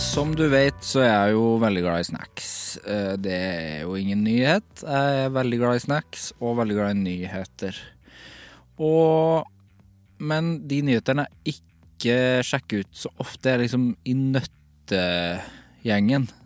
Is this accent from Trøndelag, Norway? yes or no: yes; Trøndelag, Norway; for jeg er fra Trøndelag.